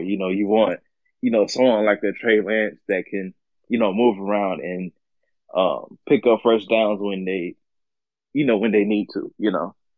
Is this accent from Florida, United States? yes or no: yes; Jacksonville, Florida, United States; I'm actually from the same town. I mean, I'm from Jacksonville as well